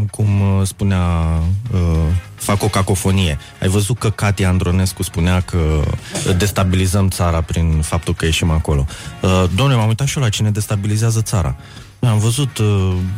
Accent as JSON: {"language": "Romanian", "town": "Craiova", "region": "Dolj", "country": "Romania", "tie": "born or raised there", "said": "eu am copilărit în Craiova, știi, cu Oltenia acolo."}